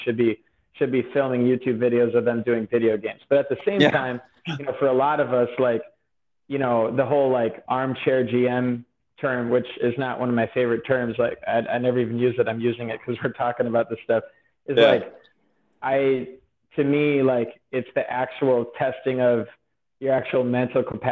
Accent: Wisconsin, United States; I'm from Wisconsin

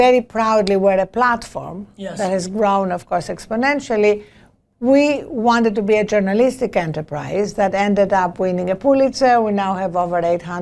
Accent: Greece; now in United States; As you can hear from my accent, I was not born in this country. I'm an immigrant, a naturalized immigrant, whatever that may mean. I was born in Greece.

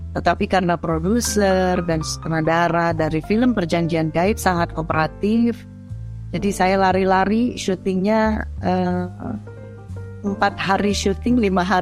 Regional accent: Singaraja, Bali, Indonesia; Saya sedang di kampung halaman saya di Bali Utara, kota Singarajan.

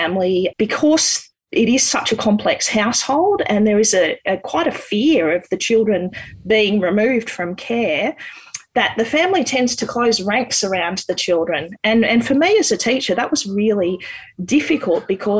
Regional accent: Canberra, Australian Capital Territory, Australia; I grew up in Canberra.

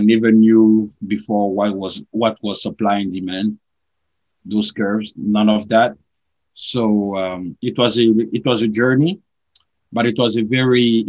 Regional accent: Côte d’Ivoire; moved away as an adult; now in Chicago, United States; I was born and raised in Ivory Coast, which is a French-speaking country in West Africa.

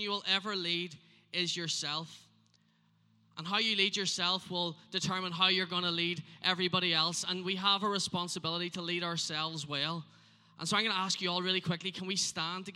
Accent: Northern Ireland, United Kingdom; I am from Northern Ireland.

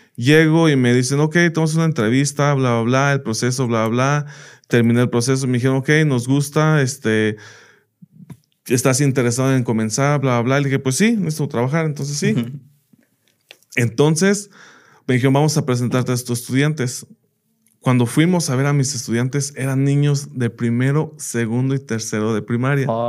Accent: United States; moved away as an adult; now in Mexico; yo crecí en Estados Unidos y allá estudié

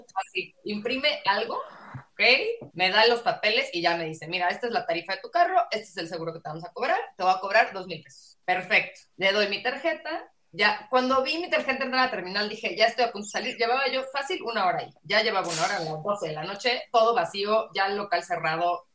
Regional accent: Mexico City, Mexico; accent: chilango

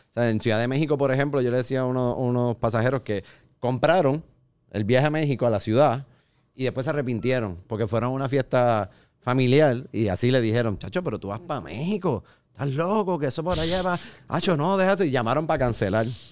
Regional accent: Puerto Rico; nosotros los boricuas

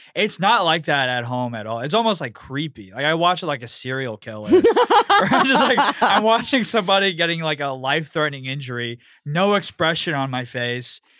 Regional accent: Houston, Texas, United States; moved away as an adult; also born or lived in Pasadena, Texas; now in New York, United States; born and raised in Houston, and then I moved to New York, uh, almost a year ago

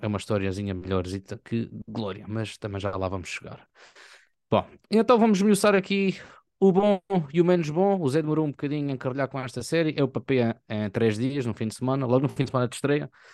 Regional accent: Algarve, Portugal; a gente algarviz

